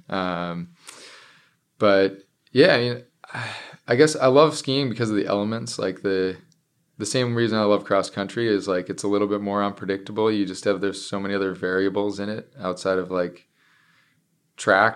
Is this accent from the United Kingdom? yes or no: no; Minnesota, United States; now in Seattle, United States; my hometown back in Minnesota